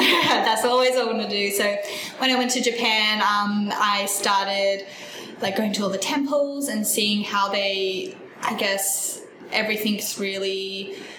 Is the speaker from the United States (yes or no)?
no; Mackay, Queensland, Australia; moved away as an adult; now in Brisbane, Australia; I grew up in Mackay, Queensland.